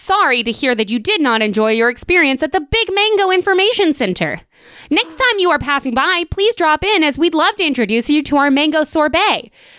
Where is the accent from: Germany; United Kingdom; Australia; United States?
Australia; Sydney, New South Wales; I'm from Sydney, you redneck.